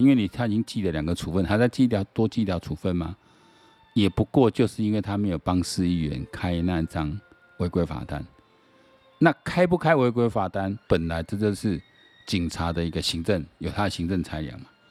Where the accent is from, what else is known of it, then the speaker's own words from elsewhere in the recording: Taiwan; 我台湾人